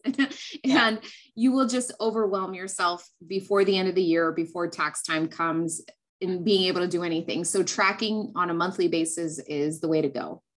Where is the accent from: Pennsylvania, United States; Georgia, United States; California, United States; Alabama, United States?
California, United States; also born or lived in New Mexico; I grew up in California. I was born and raised here.